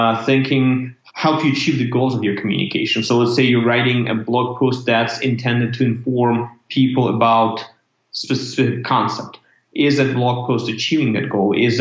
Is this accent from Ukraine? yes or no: yes; Ukraine; moved away as an adult; also born or lived in Canada / United States; I'm originally from Ukraine, which is country in Europe